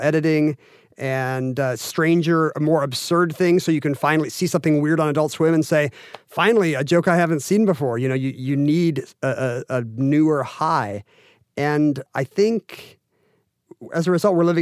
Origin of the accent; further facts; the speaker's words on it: Seattle, Washington, United States; the University of Washington in my hometown